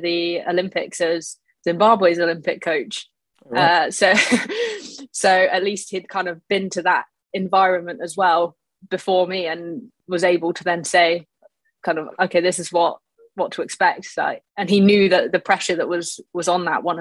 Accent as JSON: {"language": "English", "town": "Shoreham-by-Sea", "region": "South East England", "country": "United Kingdom", "tie": "born or raised there", "also_born_or_lived": "Brighton", "said": "I was born in Brighton. I lived there till I was about four and then moved to Shoreham."}